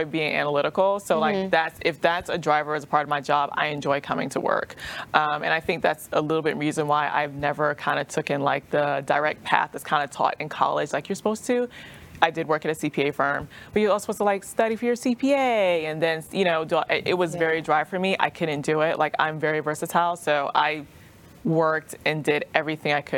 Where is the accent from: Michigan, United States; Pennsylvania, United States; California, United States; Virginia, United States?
Virginia, United States; Virginia Beach; moved away as an adult; also born or lived in Atlanta; now in Dallas, United States; I grew up in Virginia Beach, Virginia area, Hampton Roads, two up, two down, is what you kind of say every now and then. And I'm a former, they call it like Navy brat